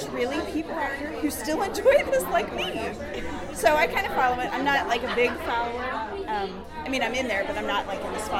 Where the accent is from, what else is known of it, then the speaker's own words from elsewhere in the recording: Indiana, United States; also born or lived in upstate New York; now in Alabama, United States; I live in Alabama. I am from Indiana, and I also lived in upstate New York